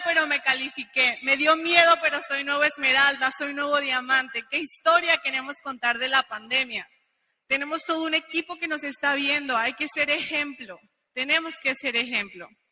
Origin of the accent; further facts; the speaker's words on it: Mexico; unos mexicanos acá en Honduras